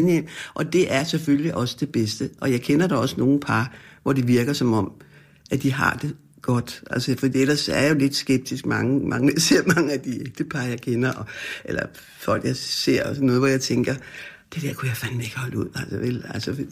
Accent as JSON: {"language": "Danish", "town": "Frederiksberg", "region": "Capital Region of Denmark", "country": "Denmark", "tie": "born or raised there", "said": "jeg voksede op, og jeg har altid boet på Frederiksberg."}